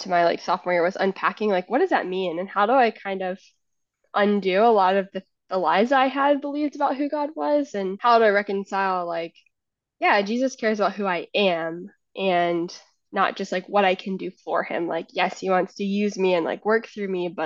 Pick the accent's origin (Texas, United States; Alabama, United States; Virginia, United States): Virginia, United States; Richmond; I grew up in Richmond